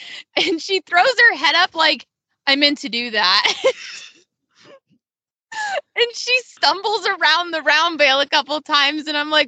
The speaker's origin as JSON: {"language": "English", "region": "New York", "country": "United States", "said": "from Western New York Side Saddle Chapter."}